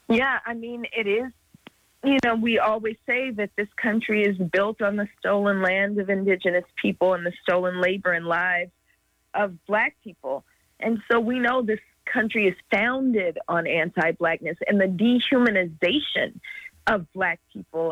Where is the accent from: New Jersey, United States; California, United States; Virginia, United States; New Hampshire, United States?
California, United States; Oakland; now in Los Angeles, United States; I'm in Los Angeles, but I'm from Oakland